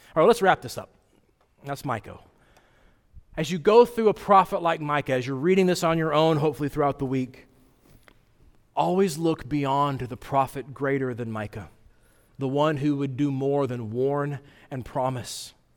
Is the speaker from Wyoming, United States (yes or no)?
yes; Wyoming, United States; moved away; I grew up in Wyoming, and I like to go back every summer where my parents live